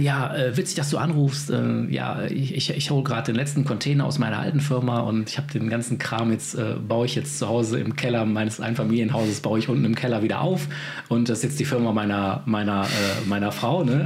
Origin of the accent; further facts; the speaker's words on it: Remscheid, North Rhine-Westphalia, Germany; von meiner Heimatstadt Remscheid im Bergischen Land in NRW